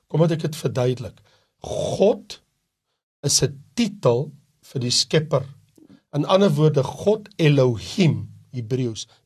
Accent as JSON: {"language": "Afrikaans", "country": "South Africa", "said": "Maar ek is Afrikaner. So as 'n Afrikaner, watter taal moet ek gebruik? Ek het 'n Afrikaanse Bybel."}